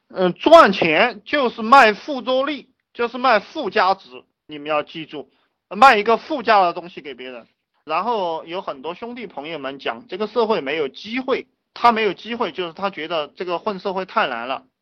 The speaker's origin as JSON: {"language": "Chinese", "country": "China"}